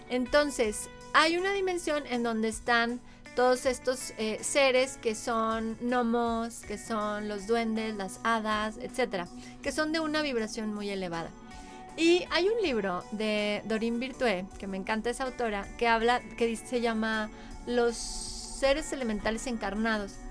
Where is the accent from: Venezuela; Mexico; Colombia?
Mexico; somos todos lo mismo, somos mexicanos